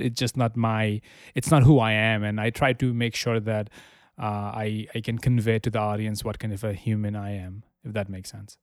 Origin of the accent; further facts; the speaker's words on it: Dhaka, Dhaka Division, Bangladesh; moved away as an adult; also born or lived in Amherst, Massachusetts / Albany, New York; now in New York City, United States; I was born in Dhaka. I moved to the United States in 2012 for college.